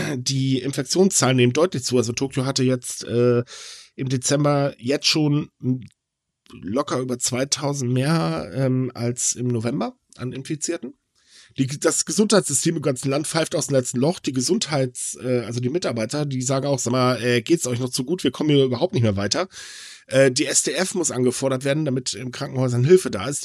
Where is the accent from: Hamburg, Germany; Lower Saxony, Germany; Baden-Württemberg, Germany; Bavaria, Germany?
Lower Saxony, Germany; Hitzacker; moved away; aus Hitzacker, also sprich meine Heimat